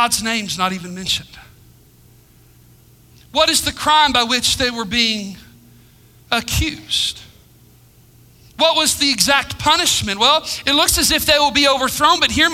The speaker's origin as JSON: {"language": "English", "country": "United States", "said": "I'm proud to be an American."}